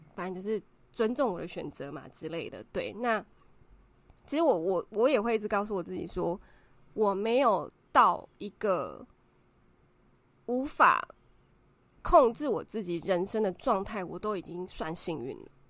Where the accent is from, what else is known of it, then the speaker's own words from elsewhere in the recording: Taiwan; 我们台湾人的文化